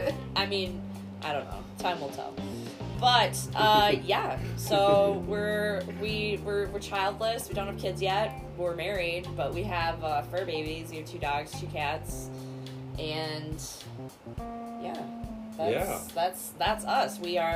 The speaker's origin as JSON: {"language": "English", "area": "Madison area", "region": "Wisconsin", "country": "United States", "moved": "as an adult", "said": "We are from Wisconsin originally, from like the Madison area."}